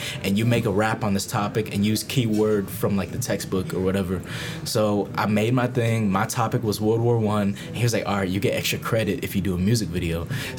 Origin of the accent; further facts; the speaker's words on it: Tampa, Florida, United States; also born or lived in Vietnam; Tampa, Florida, to be exact. Hey. Tampa represent, you know, live my whole life here.